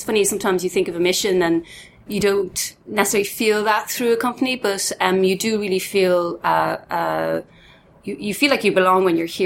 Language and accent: English; Dublin, Leinster, Ireland; born and bred in Dublin